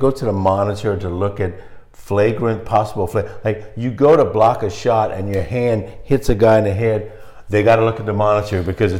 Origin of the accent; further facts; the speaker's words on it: South Louisiana, United States; also born or lived in Baton Rouge, Louisiana; I grew up in South Louisiana